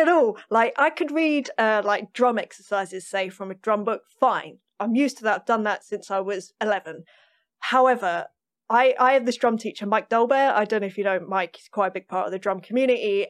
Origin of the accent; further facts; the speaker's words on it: London, United Kingdom; I grew up in North London